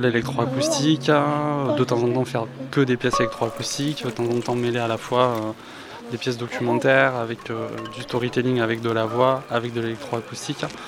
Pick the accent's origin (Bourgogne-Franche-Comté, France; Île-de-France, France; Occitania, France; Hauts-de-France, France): Occitania, France; Albi; also born or lived in Paris; now in Toulouse, France; je suis originaire de la région de Toulouse